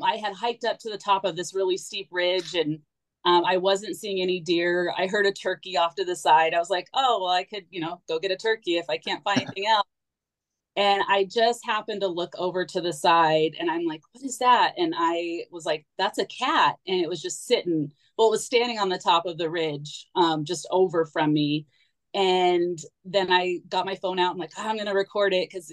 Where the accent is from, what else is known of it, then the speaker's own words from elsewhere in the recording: Phoenix, Arizona, United States; I was from Phoenix